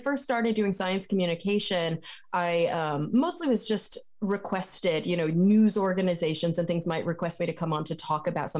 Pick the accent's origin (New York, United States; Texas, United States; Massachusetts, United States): Texas, United States; now in California, United States; But I grew up in Texas.